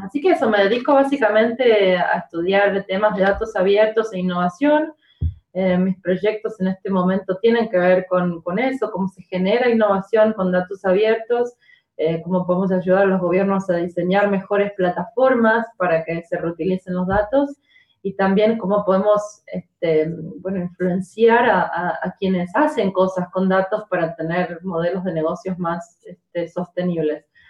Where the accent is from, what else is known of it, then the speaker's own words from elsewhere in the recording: Argentina; now in Guildford, United Kingdom; soy argentina